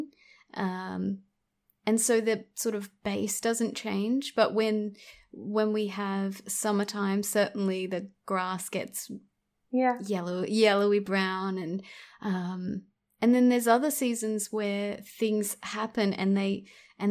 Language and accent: English; Australia; born and raised in Australia